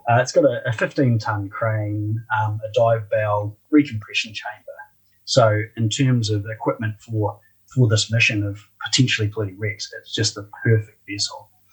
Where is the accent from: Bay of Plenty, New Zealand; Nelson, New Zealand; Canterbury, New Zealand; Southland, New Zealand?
Canterbury, New Zealand; Christchurch; also born or lived in Dunedin, New Zealand; I'm a Kiwi